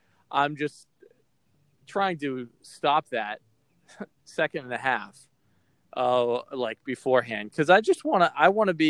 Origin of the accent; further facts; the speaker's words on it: Boston, Massachusetts, United States; accent: Boston; I had a really thick Boston accent, and I was listening to a piece of audio that, because I'm from Boston, and I got rid of some of it